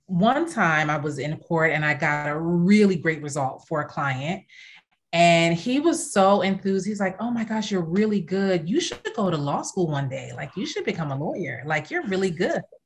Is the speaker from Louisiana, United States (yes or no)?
no; Philadelphia, Pennsylvania, United States; moved away as an adult; also born or lived in California / Caribbean / South Jersey / Princess Anne, Maryland; now in Washington, D.C., United States; I came back here and grew up in Philly and South Jersey